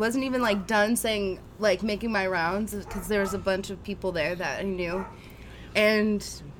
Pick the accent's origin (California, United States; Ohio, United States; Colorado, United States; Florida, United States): California, United States; Pasadena; also born or lived in San Diego; I grew up in Southern California, and I grew up in Pasadena, which is probably like an hour away from, like, most of the major beaches in Southern California. So, and I, you know, went to college in San Diego.